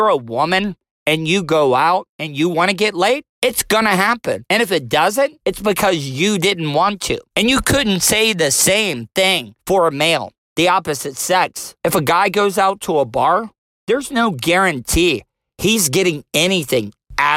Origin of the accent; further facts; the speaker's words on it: DeLeon Springs, Florida, United States; born and raised in DeLeon Springs, Florida